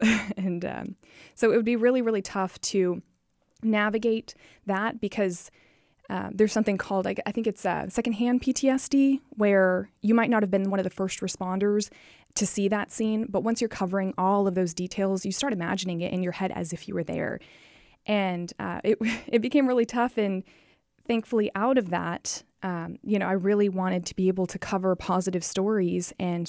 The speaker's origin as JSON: {"language": "English", "region": "Florida", "country": "United States", "tie": "born or raised there", "also_born_or_lived": "all over", "said": "I guess I would say I spent high school in Florida. Okay. But I went to like 14 schools in my lifetime. So gotcha. Kind of from all over."}